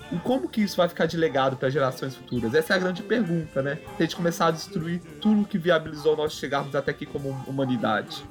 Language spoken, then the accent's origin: Portuguese; Brazil; a nossa realidade como brasileiros